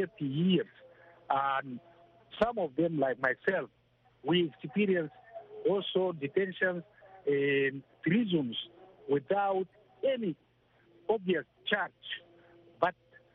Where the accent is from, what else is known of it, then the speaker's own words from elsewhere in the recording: Darfur, Sudan; I am from Darfur